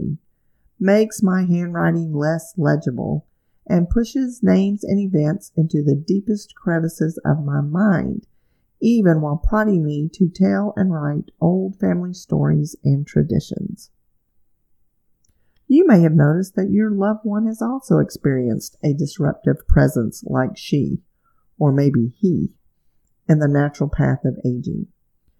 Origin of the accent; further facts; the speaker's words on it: Alabama, United States; my home state of Alabama